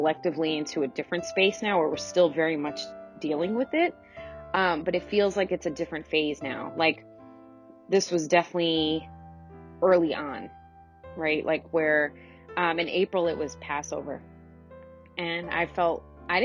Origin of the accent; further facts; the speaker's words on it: Teaneck, New Jersey, United States; in our house growing up in Teaneck, New Jersey